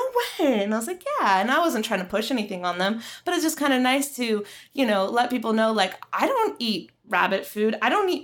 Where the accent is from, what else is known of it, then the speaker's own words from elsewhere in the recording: the South, United States; now in Los Angeles, United States; I'm from the South